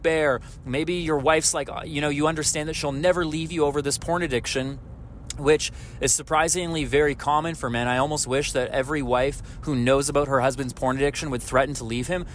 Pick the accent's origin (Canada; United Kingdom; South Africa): Canada; I'm Canadian